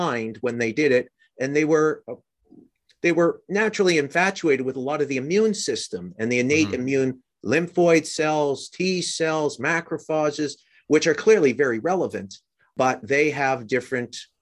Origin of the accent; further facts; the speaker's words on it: Canada; moved away; growing up in Canada